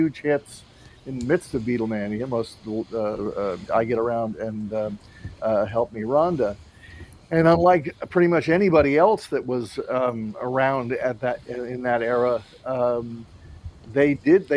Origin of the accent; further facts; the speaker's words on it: New York, United States; I grew up in New York